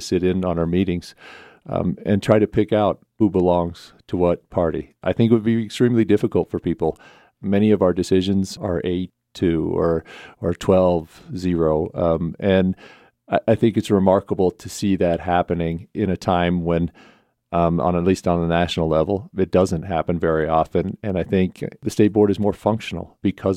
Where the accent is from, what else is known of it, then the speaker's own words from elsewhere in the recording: Pinedale, Wyoming, United States; We in Pinedale, where I grew up, we had 200 kids in the high school